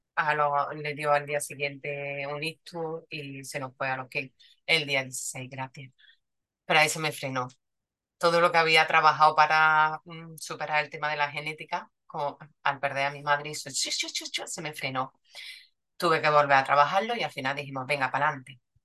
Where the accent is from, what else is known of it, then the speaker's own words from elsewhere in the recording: Córdoba, Andalusia, Spain; soy de Córdoba, vivo en Córdoba, nacida en Córdoba y trabajo en Córdoba